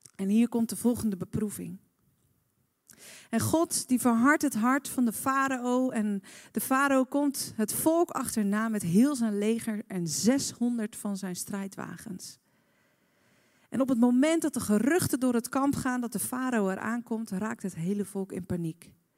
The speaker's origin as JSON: {"language": "Dutch", "country": "Netherlands"}